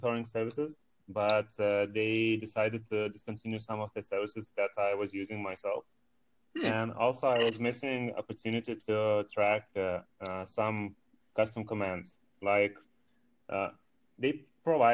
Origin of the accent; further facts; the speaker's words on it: Lithuania; from Lithuania in Europe